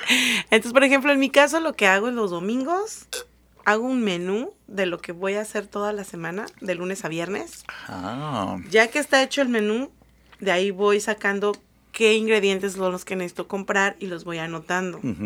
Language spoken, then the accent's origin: Spanish; Mexico City, Mexico; moved away as an adult; now in United States; Yo soy del Distrito Federal, ahora CDMX.